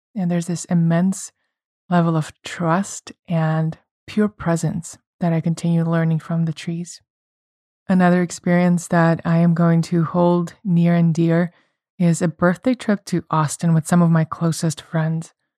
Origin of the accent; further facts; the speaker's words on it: Russia; moved away; I come from Russia